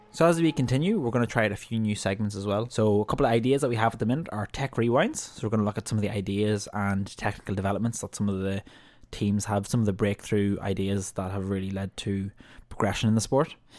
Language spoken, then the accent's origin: English; Ireland; as an Irish fan